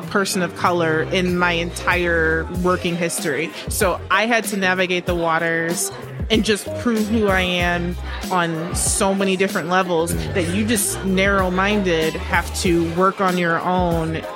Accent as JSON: {"language": "English", "country": "Jamaica", "said": "I'm just Jamaican"}